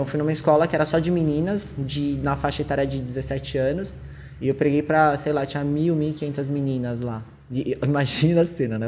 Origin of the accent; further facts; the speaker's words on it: São Paulo, Brazil; Sou de São Paulo